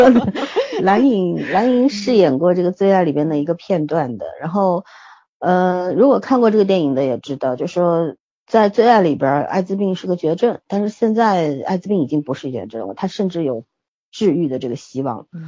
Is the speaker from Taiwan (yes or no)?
no; China; 我们中国人